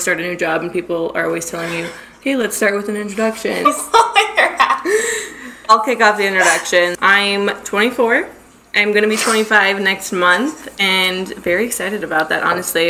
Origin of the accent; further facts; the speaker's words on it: Arizona, United States; I'm from Arizona. Born and raised. Never left. Love it here.